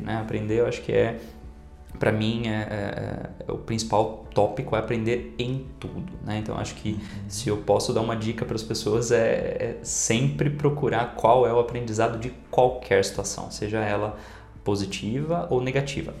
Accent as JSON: {"language": "Portuguese", "town": "Indaiatuba", "region": "São Paulo", "country": "Brazil", "tie": "born or raised there", "said": "da cidade de Indaiatuba, onde eu nasci e cresci"}